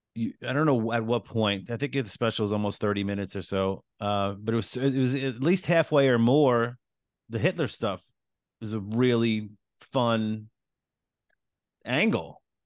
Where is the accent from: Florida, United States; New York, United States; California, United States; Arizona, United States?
New York, United States; East Islip; moved away; also born or lived in Queens, New York; I was born in Queens, raised in Long Island.